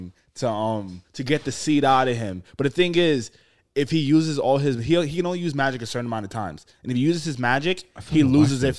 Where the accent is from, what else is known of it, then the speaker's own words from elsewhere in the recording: New York City, New York, United States; growing up in the Bronx, you see everybody got their Civic JDM